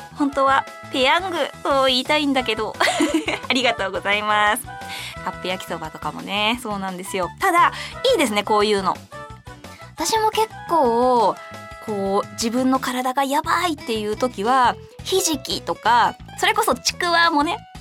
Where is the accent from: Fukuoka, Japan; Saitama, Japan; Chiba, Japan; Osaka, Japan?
Saitama, Japan; 私の地元の埼玉県では伊賀まんじゅうって言って